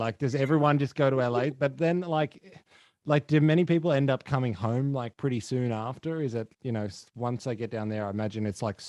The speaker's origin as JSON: {"language": "English", "country": "Australia", "accent": "Australian", "said": "oh, you sound Australian. And I'm like, well, I am"}